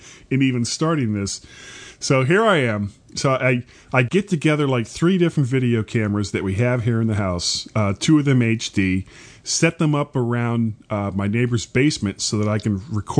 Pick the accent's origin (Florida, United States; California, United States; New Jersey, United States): Florida, United States; I am a blonde from Florida